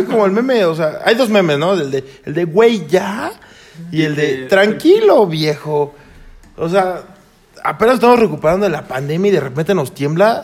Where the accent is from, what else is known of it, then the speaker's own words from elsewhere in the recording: Chimalhuacán, State of Mexico, Mexico; soy de Chimalhuacán